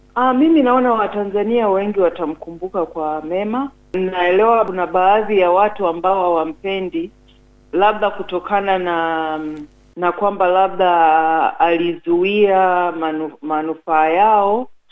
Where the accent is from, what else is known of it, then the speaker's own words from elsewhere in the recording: Tanzania; kwa mimi kama Mtanzania